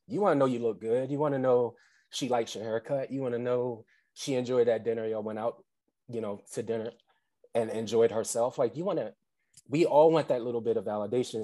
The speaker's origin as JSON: {"language": "English", "town": "Atlantic City", "region": "New Jersey", "country": "United States", "said": "originally I'm from Atlantic City, uh, so I'm a Jersey boy at heart"}